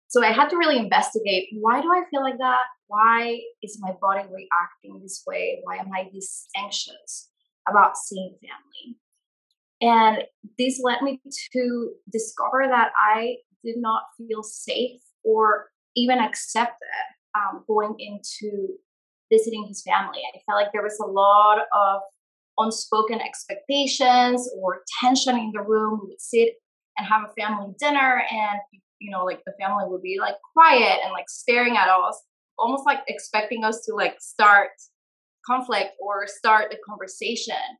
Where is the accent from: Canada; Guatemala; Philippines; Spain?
Guatemala; moved away as an adult; now in United States; I was born and raised in Guatemala